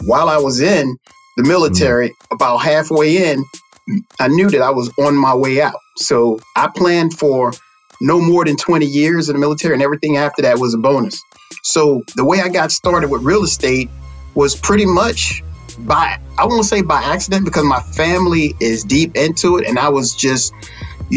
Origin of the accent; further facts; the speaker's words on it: Texas, United States; growing up in Texas, small town